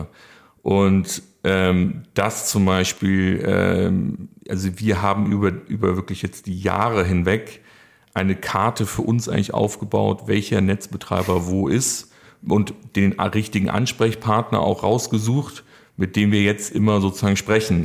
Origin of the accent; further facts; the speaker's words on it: Munich, Bavaria, Germany; moved away as an adult; now in Cologne, Germany; ich ja ursprünglich aus München komme